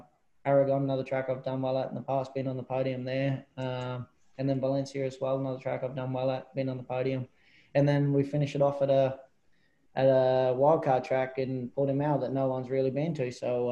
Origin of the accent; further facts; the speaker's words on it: Australia; being an Aussie over here all my life, all my career basically, is you're always outnumbered.